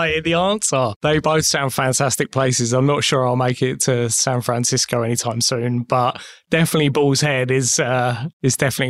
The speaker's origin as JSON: {"language": "English", "country": "United Kingdom", "tie": "born or raised there", "moved": "yes"}